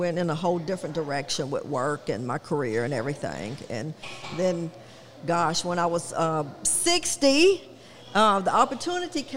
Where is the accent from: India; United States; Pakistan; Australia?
United States; Lebanon, Tennessee; moved away as an adult; also born or lived in Franklin, Tennessee; now in Spring Hill, United States; I grew up in Lebanon, Tennessee